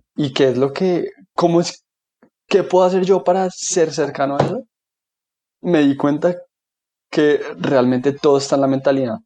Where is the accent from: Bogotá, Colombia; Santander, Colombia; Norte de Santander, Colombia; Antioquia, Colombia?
Bogotá, Colombia; also born or lived in Washington, D.C.; soy colombiano, bogotano, de toda la vida he vivido en Bogotá. Ahí estudié, ahí hice mis amigos, ahí crecí